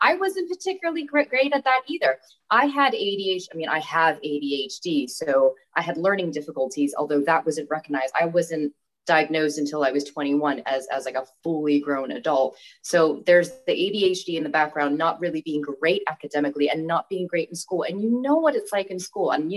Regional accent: Bangkok, Thailand; also born or lived in California, United States; now in Chester, United Kingdom; I was born in the States, in California, but I moved to Thailand when I was 3. So I consider myself fully Thai. I grew up in Thailand

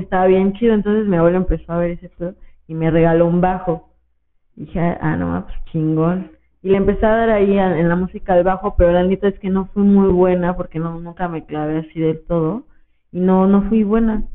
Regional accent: Mexico; crecí ahí en San Ramón

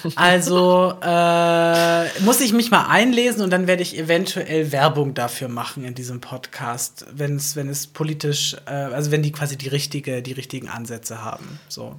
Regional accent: Southern Germany, Germany; ich ja aus dem Süden. Also allgemein der Süddeutsche an sich

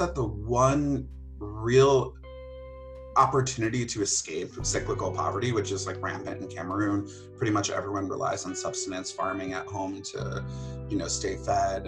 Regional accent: northwestern Connecticut, United States; I grew up in northwestern Connecticut

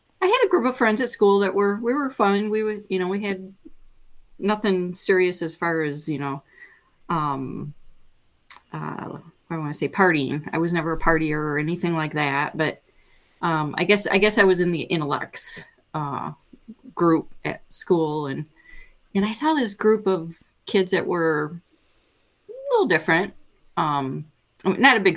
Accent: Linden, Michigan, United States; I'm born and raised in Michigan, and just not too far from here, a little town of Linden

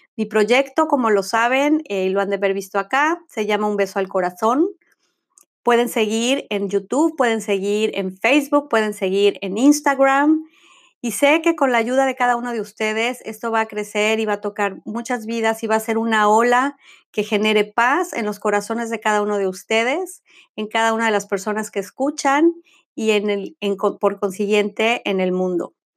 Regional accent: Mexico City, Mexico; now in Florida, United States; soy mexicana, nacida en Ciudad de México, ciudadana del mundo y el día de hoy vivo en el estado de Florida, en Estados Unidos

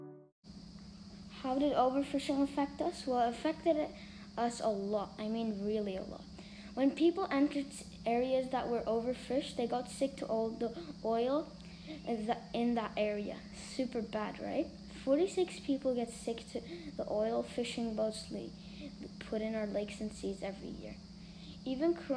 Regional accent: Turkey; I was born in Turkey and I'm 9 years old

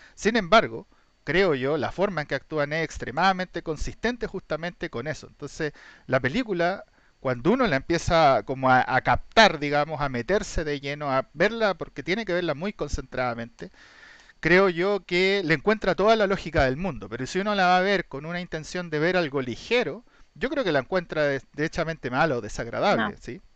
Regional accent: Chile; somos chilenos

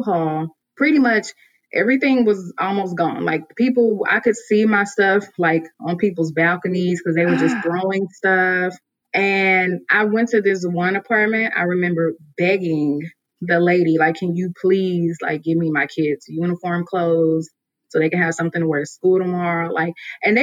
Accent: Mississippi, United States; moved away as an adult; now in Atlanta, United States; I'm originally from Mississippi. And so I moved to Atlanta about 7 years ago.

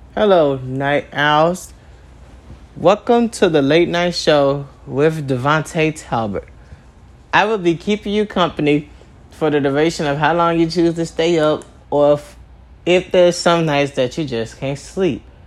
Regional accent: Chicago, Illinois, United States; I was born in Chicago, Illinois, at 10:25 at night.

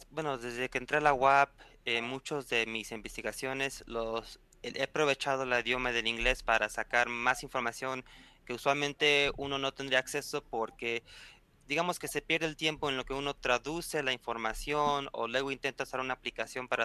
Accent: Puebla, Mexico; Puebla, soy de aquí

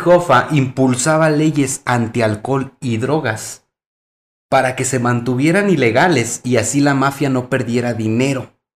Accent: Mexico; aquí en nuestro país, México

